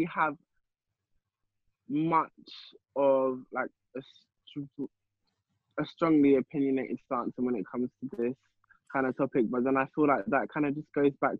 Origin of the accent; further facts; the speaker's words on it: London, United Kingdom; growing up in London